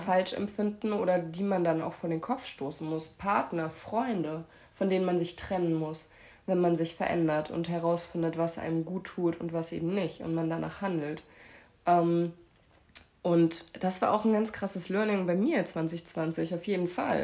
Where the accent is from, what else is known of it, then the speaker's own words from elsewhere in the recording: Erfurt, Thuringia, Germany; now in Hamburg, Germany; von Erfurt ist, wo meine Familie wohnt, wo ich herkomme ursprünglich